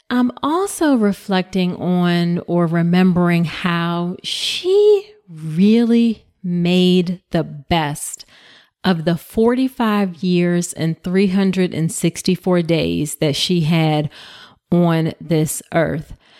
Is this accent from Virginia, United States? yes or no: yes; Hampton, Virginia, United States; We grew up in Hampton, Virginia